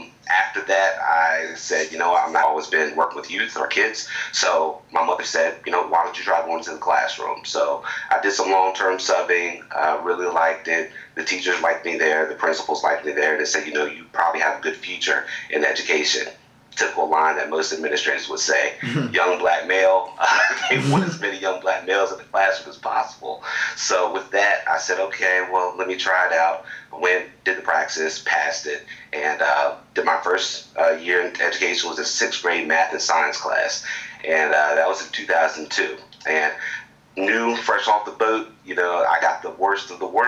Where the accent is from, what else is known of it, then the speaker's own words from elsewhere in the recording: Eastern Shore of Virginia, United States; moved away as an adult; now in Newport News, United States; I went back to my hometown